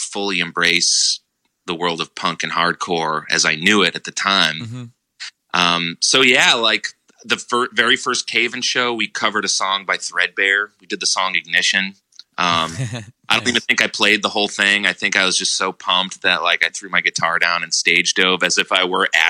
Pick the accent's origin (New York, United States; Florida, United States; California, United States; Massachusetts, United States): Massachusetts, United States; Methuen; also born or lived in Boston; I had just moved to Boston after growing up in Methuen, living there for 18 years.